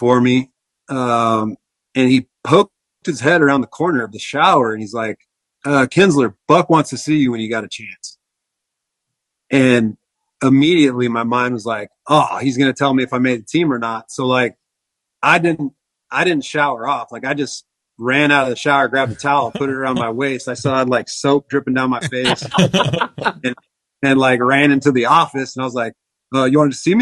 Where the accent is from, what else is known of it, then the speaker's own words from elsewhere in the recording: Tucson, Arizona, United States; Tucson, actually my hometown